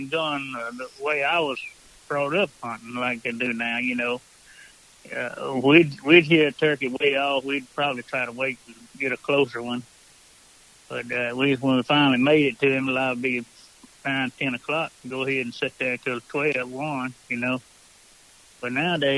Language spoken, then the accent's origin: English; Mississippi, United States; now in St. Francisville, Louisiana, United States; I was raised in Mississippi